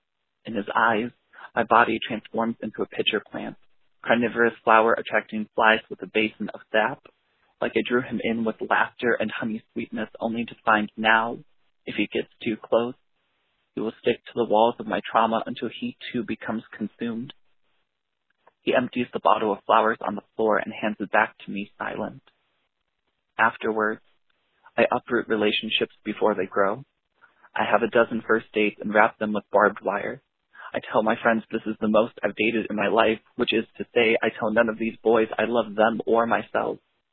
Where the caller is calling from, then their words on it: Elkhart Lake, Wisconsin, United States; I'm calling from Elkhart Lake, Wisconsin.